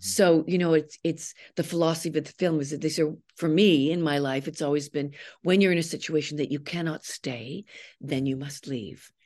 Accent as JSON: {"language": "English", "country": "Canada", "said": "I'm a Canadian"}